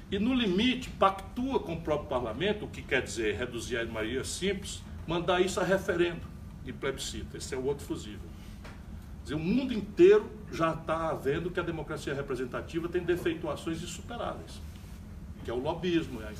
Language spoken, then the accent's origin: Portuguese; Paraíba, Brazil; Da Paraíba, Recife também.